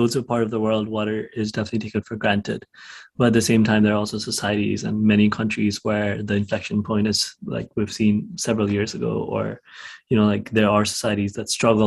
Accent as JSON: {"language": "English", "country": "Nepal", "said": "I am from Nepal"}